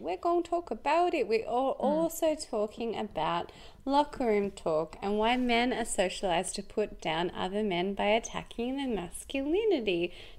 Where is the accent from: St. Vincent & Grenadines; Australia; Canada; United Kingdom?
Australia; Canberra, Australian Capital Territory; now in Melbourne, Australia; the truth is we're both Canberrans, right?